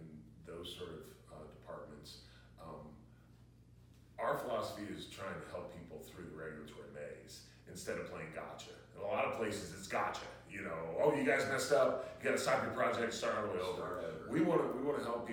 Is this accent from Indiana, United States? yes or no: no; Midwest, about 2 hours north of St. Louis, Missouri, United States; now in Knox County, Tennessee, United States; I grew up in the Midwest, about 2 hours north of St. Louis.